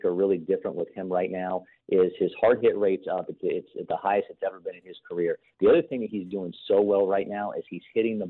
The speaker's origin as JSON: {"language": "English", "region": "Ohio", "country": "United States", "tie": "born or raised there", "said": "I grew up in Ohio, so we would drive up to Detroit"}